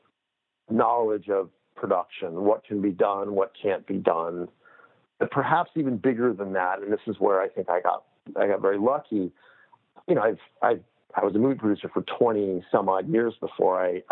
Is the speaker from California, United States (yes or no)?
yes; Los Angeles, California, United States; I grew up in Los Angeles